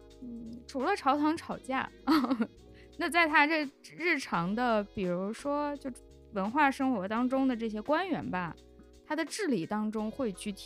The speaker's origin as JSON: {"language": "Chinese", "country": "China", "said": "对我们中国人觉得读书很很重要、很神圣，对于读书人大家比较尊敬"}